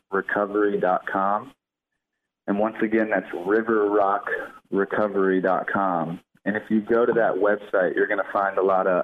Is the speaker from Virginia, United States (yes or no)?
yes; Fredericksburg, Virginia, United States; now in Newport Beach, United States; I'm originally from Fredericksburg, Virginia, and I moved out to California where I live now, in Newport Beach, California